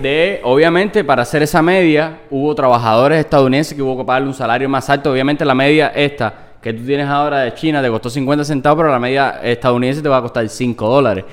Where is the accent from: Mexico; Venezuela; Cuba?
Cuba; los cubano cubanos tenemos que, que, ayudarnos muchísimo más